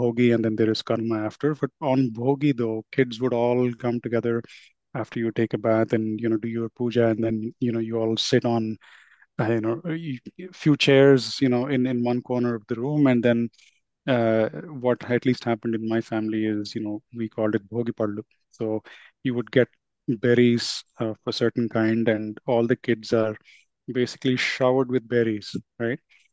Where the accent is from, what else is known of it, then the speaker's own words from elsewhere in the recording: Hyderabad, Telangana, India; I grew up in Hyderabad and I was fortunate though to have part of my family from the coastal region of Andhra